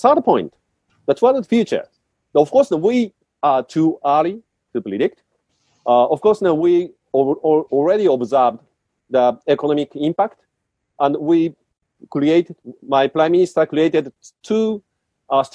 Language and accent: English; Japan